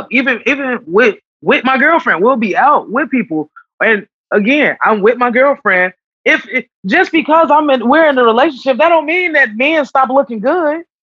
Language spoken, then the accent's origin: English; Chicago, Illinois, United States; I'm a Chicago kid, so like, I like going to the beach.